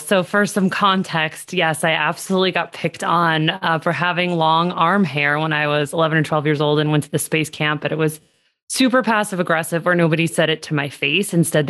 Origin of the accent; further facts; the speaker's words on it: Seattle, Washington, United States; also born or lived in Los Angeles / New York City; now in Las Vegas, United States; I was born in Los Angeles, wound up moving to Seattle, middle school, high school years, did a lot of crazy summer camps, and then moved to Las Vegas for my undergrad